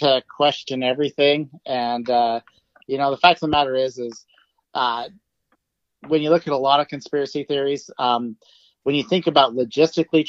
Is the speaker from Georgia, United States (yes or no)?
no; Idaho, United States; now in Oregon, United States; I grew up in Idaho, and I've lived in a few different places now. So, yeah, I grew up in Idaho.